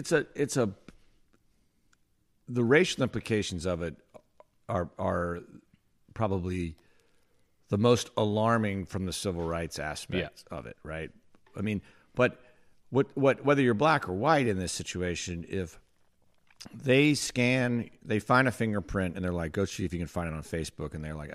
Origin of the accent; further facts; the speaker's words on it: North Carolina, United States; I grew up in North Carolina.